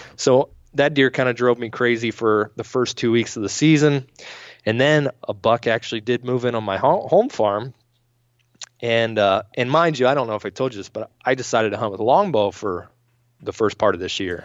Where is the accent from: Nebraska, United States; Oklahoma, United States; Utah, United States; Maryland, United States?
Maryland, United States; moved away; back home where I grew up in Maryland